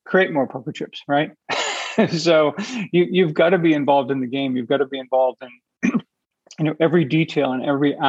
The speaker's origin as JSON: {"language": "English", "town": "Boston", "region": "Massachusetts", "country": "United States", "said": "I'm from Boston"}